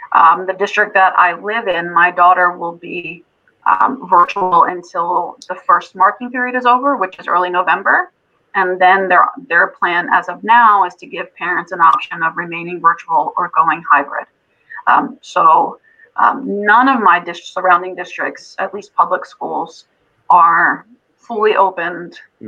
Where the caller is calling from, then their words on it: Pennsylvania, United States; I'm in Pennsylvania. I'm actually in Lower Bucks County. So I'm about 10 minutes from Trenton, 20 minutes from Philadelphia.